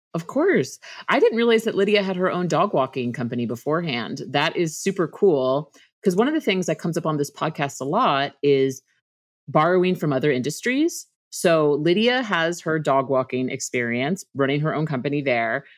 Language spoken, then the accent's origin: English; Northeast, United States; I'm from the Northeast as well